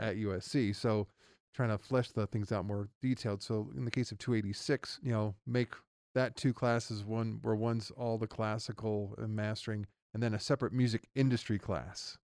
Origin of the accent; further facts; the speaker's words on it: Reno, Nevada, United States; also born or lived in Los Angeles, California; I am born and raised in Reno, Nevada